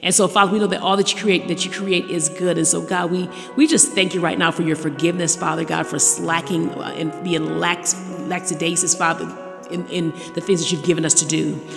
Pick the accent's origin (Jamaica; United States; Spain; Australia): Jamaica; moved away; the island of Jamaica. Yes, my hometown.